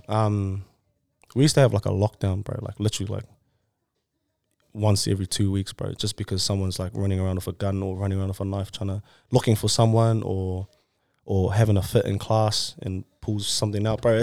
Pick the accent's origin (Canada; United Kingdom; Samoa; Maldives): Samoa; Samoan, born in Samoa